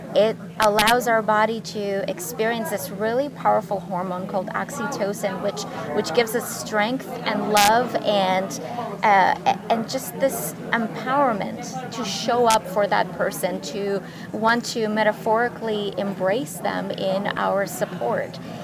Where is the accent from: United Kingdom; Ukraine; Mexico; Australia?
Ukraine; moved away; I grew up in Ukraine